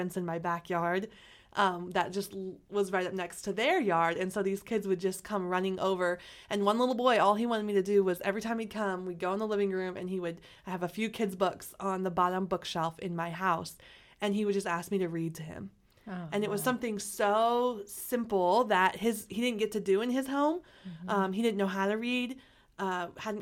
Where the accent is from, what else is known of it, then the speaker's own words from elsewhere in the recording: Omaha, Nebraska, United States; I've lived in Omaha my entire life. So I grew up in North Omaha for 8 years